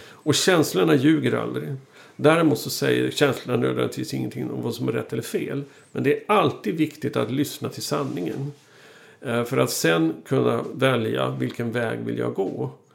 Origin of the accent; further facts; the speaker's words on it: Sweden; som svensk